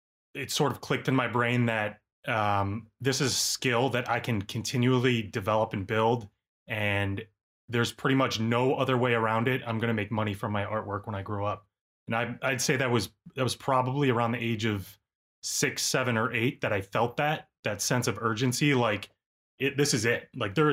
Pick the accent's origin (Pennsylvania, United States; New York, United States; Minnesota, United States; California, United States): New York, United States; Orchard Park; I was born in Buffalo, New York, a town called Orchard Park, right outside, about 15 minutes outside of Buffalo. And I just grew up absolutely obsessed with drawing